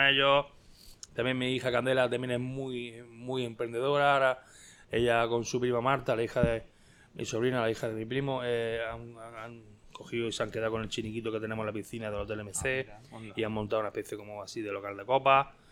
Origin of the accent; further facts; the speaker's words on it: Spain; also born or lived in Almería; soy español